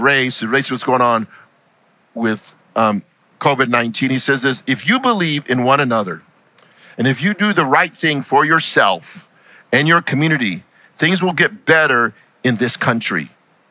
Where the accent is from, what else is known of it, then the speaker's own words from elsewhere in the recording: United States; I'm an American who happens to be Hispanic